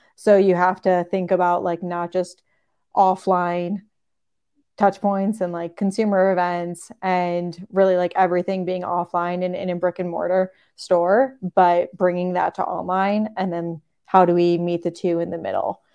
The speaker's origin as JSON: {"language": "English", "region": "Michigan", "country": "United States", "tie": "born or raised there", "moved": "yes", "said": "I grew up skiing in Michigan on a little two hundred foot, might be three hundred foot hill"}